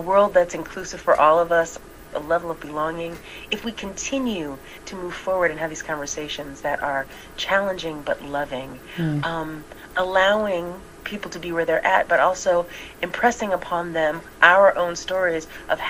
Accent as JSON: {"language": "English", "region": "DMV", "country": "United States", "tie": "born or raised there", "also_born_or_lived": "Cincinnati, Ohio", "moved": "yes", "lives_now": "Oakland, United States", "said": "I was born in Cincinnati, Ohio. I was raised in the DMV, what we call the District of Columbia, Maryland, and Virginia tri-state area"}